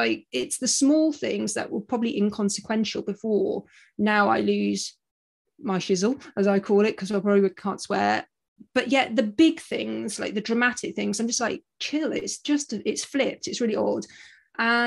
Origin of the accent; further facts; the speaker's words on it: United Kingdom; moved away as an adult; now in Australia; I'm a Brit, as you probably gather from my accent